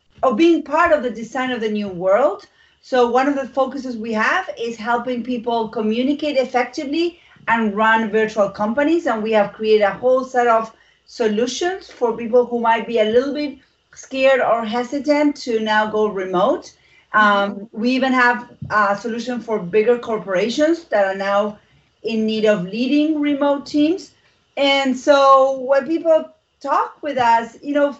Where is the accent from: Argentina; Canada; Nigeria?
Argentina; English is a second language; moved away; I'm from Argentina. I am not American and I do have an accent.